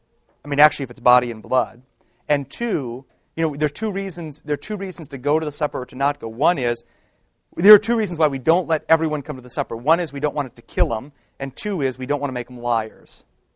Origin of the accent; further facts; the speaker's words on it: Detroit, Michigan, United States; I'm from Detroit